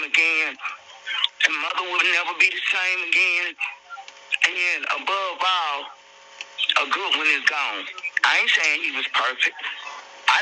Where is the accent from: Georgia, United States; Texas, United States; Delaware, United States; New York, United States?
Georgia, United States; Atlanta; also born or lived in College Park, Georgia; I'm from the hood. I'm from Martin Luther King and Bankhead. I spent probably 30 years in College Park, Old National, Godless Road.